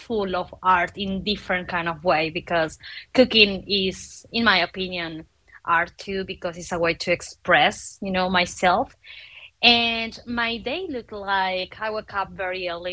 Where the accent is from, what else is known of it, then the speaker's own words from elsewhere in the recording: Argentina; now in Mexico City, Mexico; I'm from Argentina. I live in Mexico City